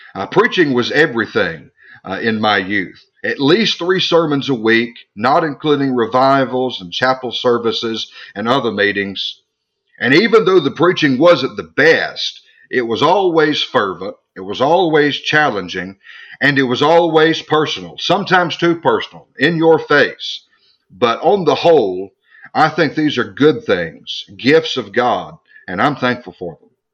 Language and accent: English; United States; born or raised there; also born or lived in Scotland